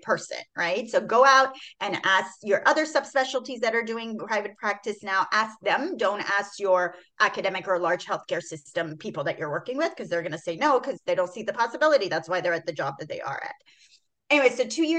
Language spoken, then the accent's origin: English; Houston, Texas, United States; also born or lived in Iran; I came here in fourth grade into Texas. I'm from Iran, and we literally moved to Houston, Texas. And I've been in Houston, Texas for like the past 30 years